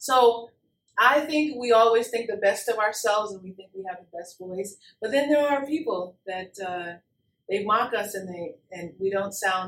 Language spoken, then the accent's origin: English; Texas, United States; Well, I'm from South of Texas.